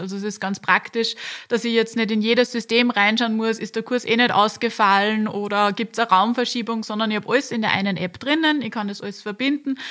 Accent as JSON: {"language": "German", "town": "Linz", "region": "Upper Austria", "country": "Austria", "tie": "born or raised there", "said": "ich bin ganz in der Nähe vom Campus aufgewachsen"}